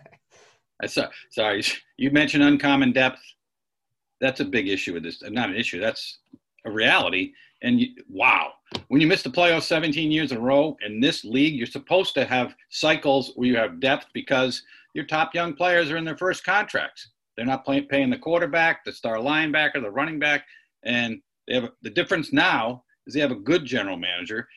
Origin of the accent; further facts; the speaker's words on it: Rhode Island, United States; moved away; my home state Rhode Island